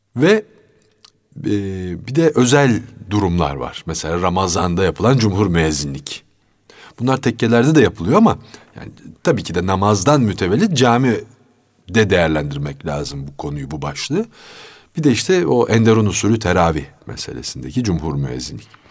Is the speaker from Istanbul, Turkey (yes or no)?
yes; Istanbul, Turkey; also born or lived in Fatih, Istanbul; Fatih doğumluyum ama Zeynep Kamil'de sonra yani 3 4 yaşından sonra falan Zeynep Kamil'e taşınmışız. Kartal Baba Hazretleri'nin arka hmm. sokağına. Üsküdar malum camileri çok olan bir beldedir